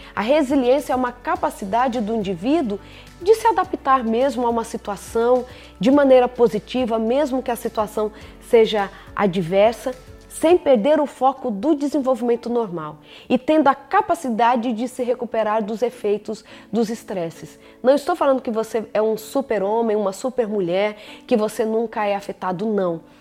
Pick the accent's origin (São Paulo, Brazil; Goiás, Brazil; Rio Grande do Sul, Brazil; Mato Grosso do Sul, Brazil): São Paulo, Brazil; moved away; Agora chegamos a São Paulo, terra onde eu nasci, Morumbi, lugar lindo. Saudade desse lugar, viu? Lugar onde eu nasci, me acolheu, onde eu estudei